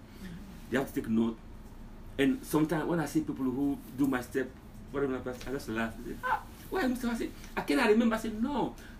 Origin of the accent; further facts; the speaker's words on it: Guinea; moved away; So I'm from Guinea. I love Guinea. I love my culture.